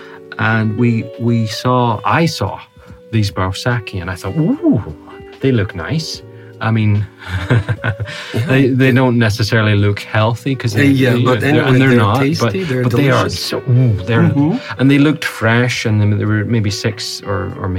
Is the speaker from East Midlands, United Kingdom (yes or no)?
no; Northern Ireland, United Kingdom; I'm from Northern Ireland